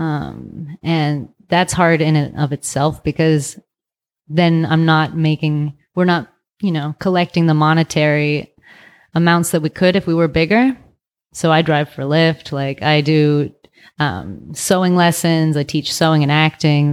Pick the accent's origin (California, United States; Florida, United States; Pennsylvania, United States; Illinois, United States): California, United States; Vallejo; also born or lived in San Francisco / Thailand / Asia; now in Oakland, United States; I'm from Vallejo.